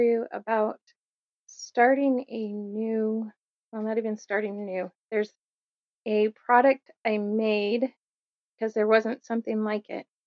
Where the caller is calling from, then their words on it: Kernville, California, United States; I'm calling from Kernville, California area